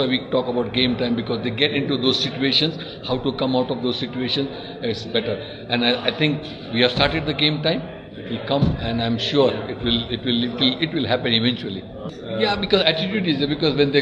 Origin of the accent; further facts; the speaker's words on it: India; I come from India